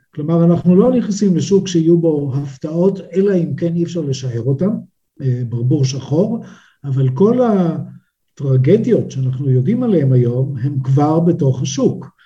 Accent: Israel; בינינו כישראלים

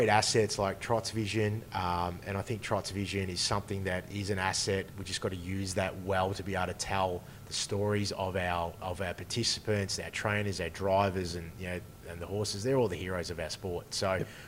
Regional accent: Bendigo, Victoria, Australia; also born or lived in Mildura; I grew up in Bendigo.

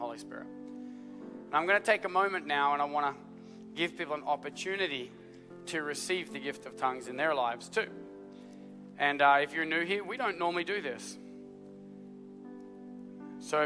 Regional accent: Australia; I'm Australian

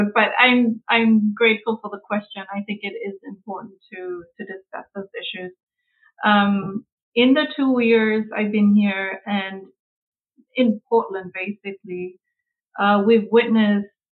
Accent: Samoa; moved away as an adult; now in United States; I was born and brought up in Samoa, primarily, so it's majority indigenous

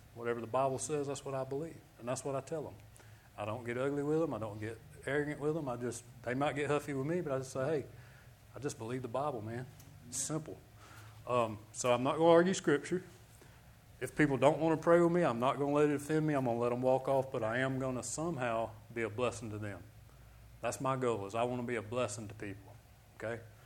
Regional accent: Birmingham, Alabama, United States; I'm from Birmingham, Alabama.

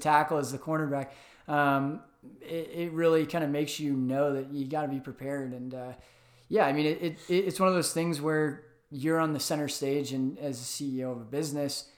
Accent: Atlanta, Georgia, United States; moved away as an adult; also born or lived in St. Louis, Missouri; now in Arizona, United States; Grew up in Atlanta

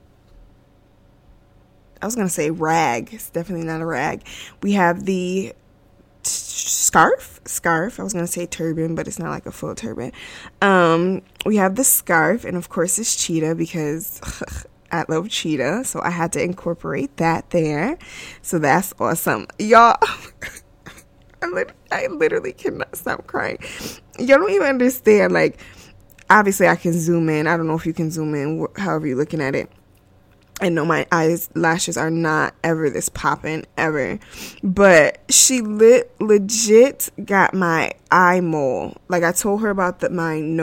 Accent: United States; I am American, born and raised in America

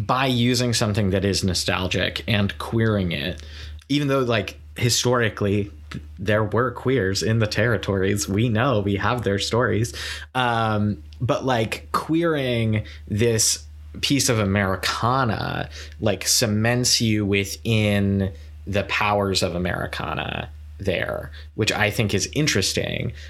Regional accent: Saratoga Springs, New York, United States; moved away; I was in my hometown, which, like, Saratoga Springs is not a tiny place

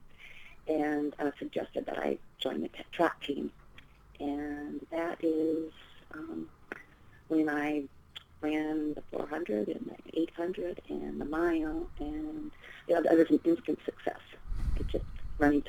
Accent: Port Townsend, Washington, United States; I grew up in the Pacific Northwest

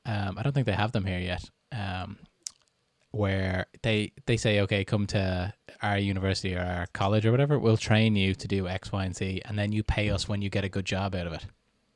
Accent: Canada; born there; I was born in Canada and lived there on and off for 9 years.

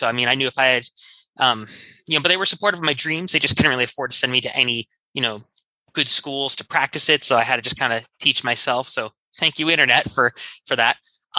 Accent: Cleveland, Ohio, United States; moved away as an adult; now in New York, United States; I grew up in Cleveland, Ohio, moved to New York when I was 20 to chase my dreams

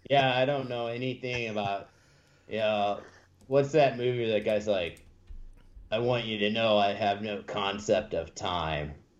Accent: St. Louis, Missouri, United States; I'm from St. Louis

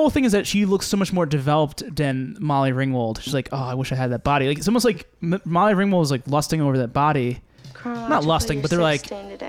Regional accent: United States; I'm American.

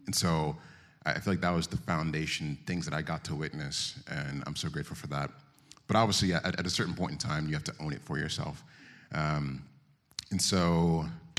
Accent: Philadelphia, Pennsylvania, United States; I was born in Philadelphia, born and raised partially, and then moved out to the burbs

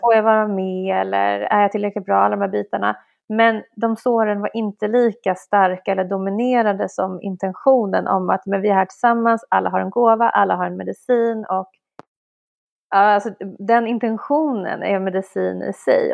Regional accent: Stockholm, Stockholm County, Sweden; vi i Stockholm

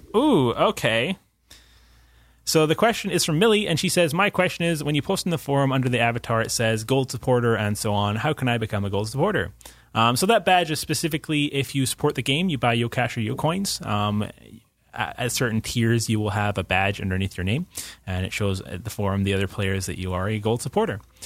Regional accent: Scotland, United Kingdom; moved away; as a Scot

